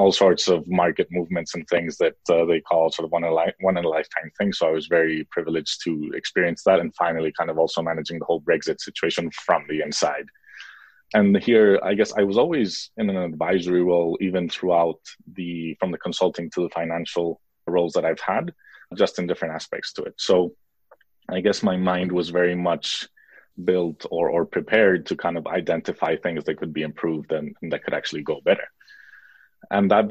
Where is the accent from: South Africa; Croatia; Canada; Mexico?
Mexico; born there; moved away; also born or lived in United States / Spain / Switzerland; I was born in Mexico, then lived in the US, most of my schooling in Europe between Spain and Switzerland and then I did my studies in Spain